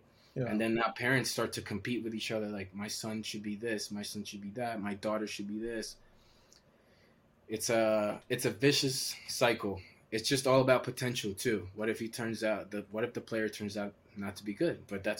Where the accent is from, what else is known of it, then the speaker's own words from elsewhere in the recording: Maryland, United States; So growing up in Maryland, all you wanted to do was go and play there.